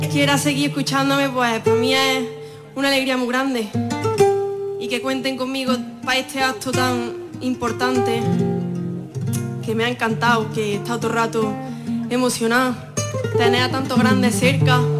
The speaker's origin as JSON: {"language": "Spanish", "town": "Fuente Palmera", "region": "Andalusia", "country": "Spain"}